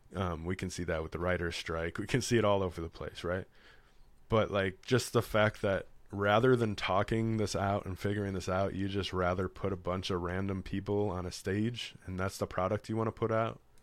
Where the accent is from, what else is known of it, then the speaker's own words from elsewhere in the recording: Chicago, Illinois, United States; I'm from Chicago